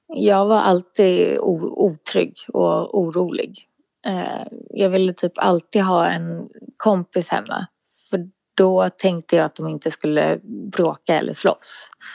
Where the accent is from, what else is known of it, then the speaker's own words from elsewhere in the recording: Sollentuna, Stockholm County, Sweden; jag är ifrån Sollentuna